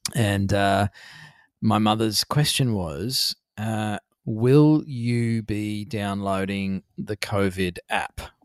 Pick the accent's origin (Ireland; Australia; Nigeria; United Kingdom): Australia; being an Australian